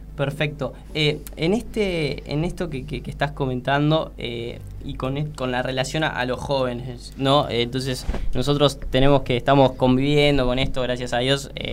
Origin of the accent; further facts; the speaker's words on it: Ramos Mejía, Buenos Aires Province, Argentina; yo acá viste con, con Mati somos de, de Ramos Mejía, de Villa Luzuriaga, eh, de lo que sería la, el partido de la matanza